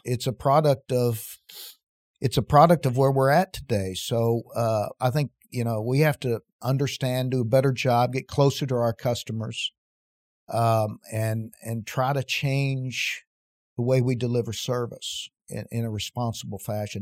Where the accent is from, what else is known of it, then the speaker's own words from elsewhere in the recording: West Virginia, United States; moved away as an adult; also born or lived in Casper, Wyoming; growing up in West Virginia